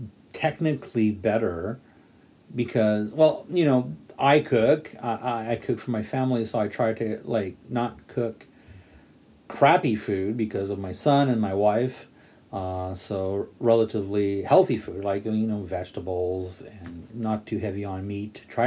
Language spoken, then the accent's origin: English; Quebec, Canada; now in Japan; I'm from Quebec, Canada